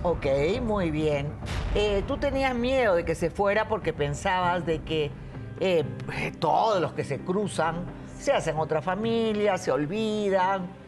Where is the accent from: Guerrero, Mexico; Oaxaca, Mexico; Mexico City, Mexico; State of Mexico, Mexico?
Guerrero, Mexico; Acapulco; mis padres me engendraron en, Acapulco, por tanto yo soy de ahí